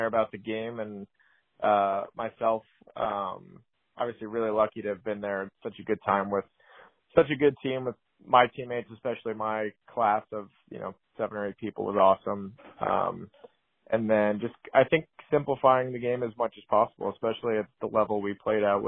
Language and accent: English; New York area, United States; growing up in the New York area